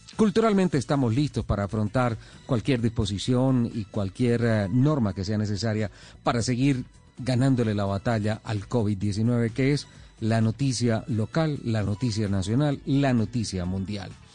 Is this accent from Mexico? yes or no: no; Colombia; somos colombianos